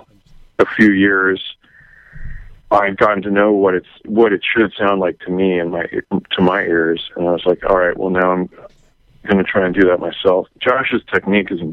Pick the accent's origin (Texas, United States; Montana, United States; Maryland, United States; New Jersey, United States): Maryland, United States; I grew up in Maryland, outside D.C.